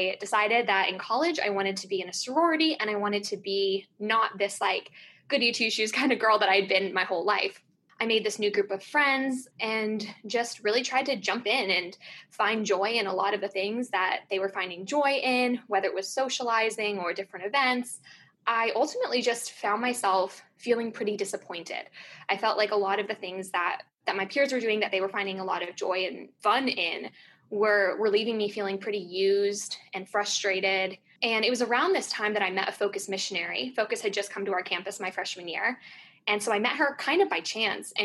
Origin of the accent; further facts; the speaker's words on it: California, United States; I grew up in California.